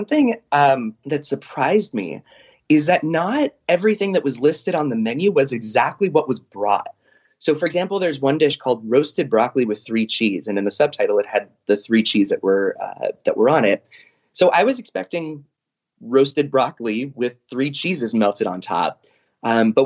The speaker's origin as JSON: {"language": "English", "town": "San Diego", "region": "California", "country": "United States", "said": "we're from San Diego."}